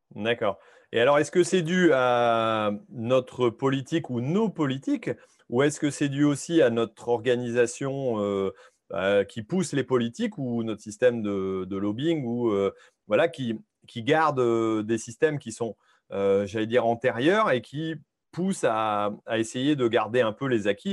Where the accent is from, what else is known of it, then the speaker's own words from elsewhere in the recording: France; en tant que Français